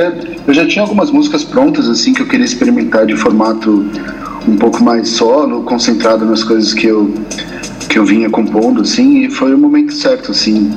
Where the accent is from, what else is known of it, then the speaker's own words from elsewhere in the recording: São Paulo, Brazil; Sou paulistano. É... Eu nasci, inclusive, na Avenida Paulista